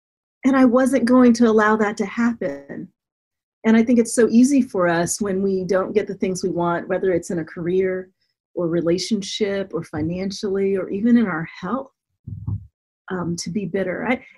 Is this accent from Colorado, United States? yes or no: yes; Denver, Colorado, United States; also born or lived in Florida / Germany; And I grew up mostly in Denver, Colorado. I was an Air Force brat, so I was born in Florida, lived in Germany, but grew up in Colorado.